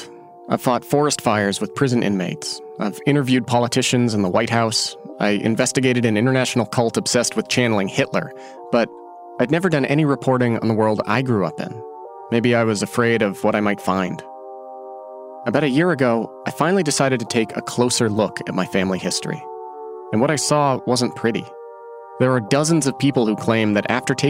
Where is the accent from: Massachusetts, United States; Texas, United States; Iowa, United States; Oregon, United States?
Oregon, United States; moved away as an adult; after I graduated from high school and I moved away from Oregon